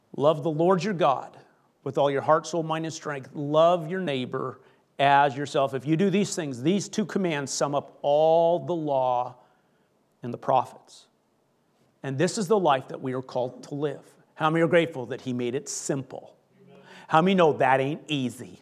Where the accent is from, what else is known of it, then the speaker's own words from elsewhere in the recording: Canada; I grew up in Canada